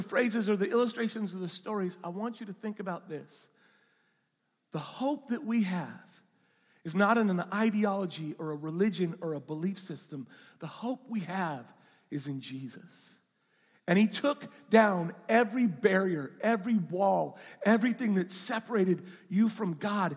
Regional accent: Pacific Northwest, United States; I'm from the Pacific Northwest

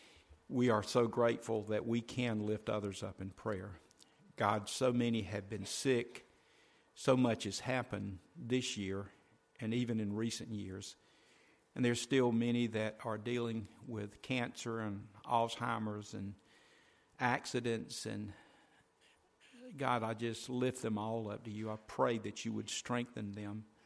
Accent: United States; being an American

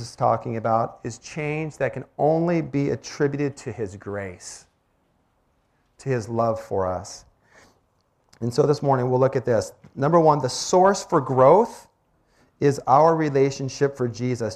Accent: Olympic Peninsula, Washington, United States; moved away; I grew up on the Olympic Peninsula

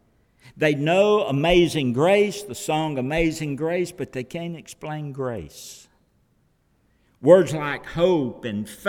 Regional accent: the South, United States; being a Southerner, being from the South

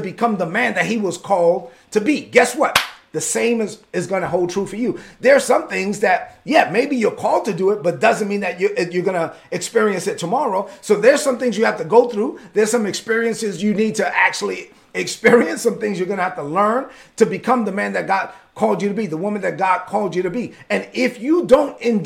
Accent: United States; I'm an American.

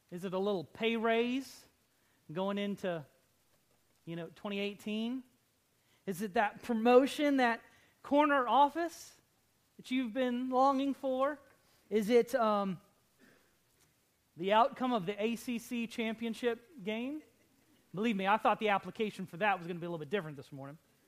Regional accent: United States; as American Christians

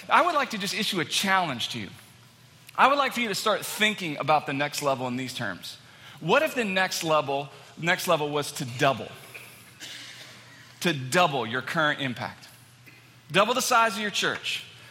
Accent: Texas, United States; moved away as an adult; now in Manchester, United States; I'm from Texas, born and raised. I lived there for all my life

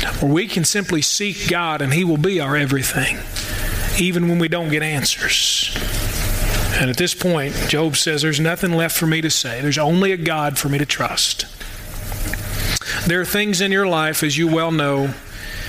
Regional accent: Louisville, Kentucky, United States; now in Murray, United States; I'm from Louisville too.

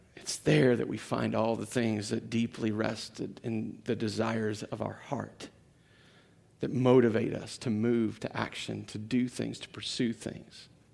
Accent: United States

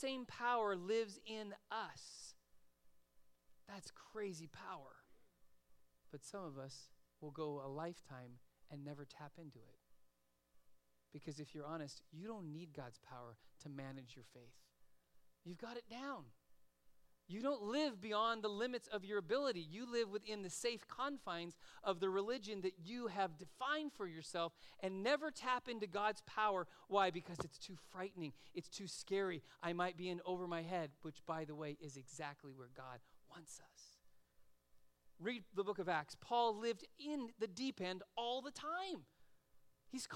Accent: Los Angeles, California, United States; moved away as an adult; also born or lived in Oregon; now in Simi Valley, United States; I grew up in San Fernando Valley. I grew up in Van Nuys, so virtually I grew up in L.A.

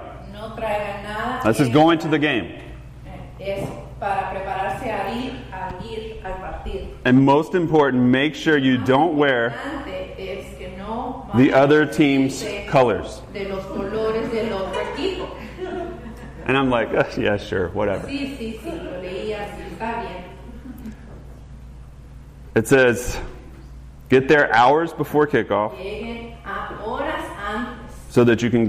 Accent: the South, United States; I grew up in the South

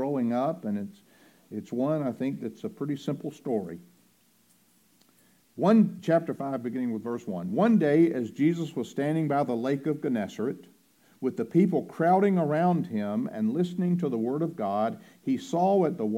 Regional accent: Roanoke Rapids, North Carolina, United States; the name of my hometown is Roanoke Rapids

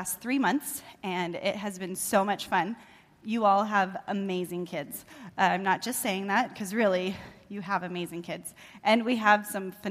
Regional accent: Corvallis, Oregon, United States; also born or lived in Salem, Oregon; now in Albany, United States; I grew up in Corvallis, and then after I graduated from Crescent Valley, I then moved to Salem

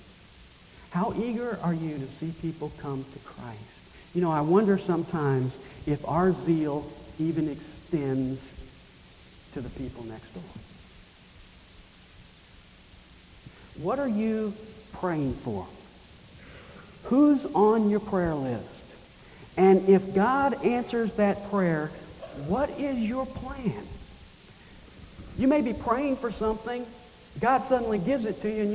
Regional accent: Nashville, Tennessee, United States; When I was a kid growing up in Nashville

